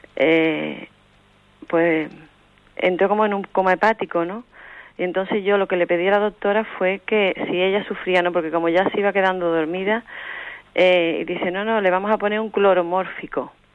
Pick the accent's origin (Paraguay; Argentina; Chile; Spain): Spain; Seville, Andalusia; Soy de Sevilla